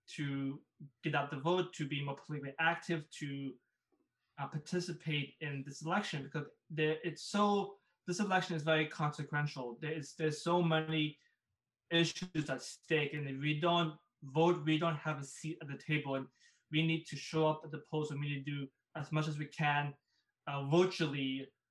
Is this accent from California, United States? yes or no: yes; California, United States; born or raised there; also born or lived in Bangkok, Thailand